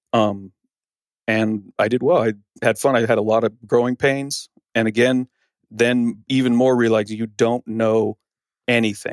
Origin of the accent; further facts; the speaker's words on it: Arizona, United States; also born or lived in San Diego; I grew up here in Arizona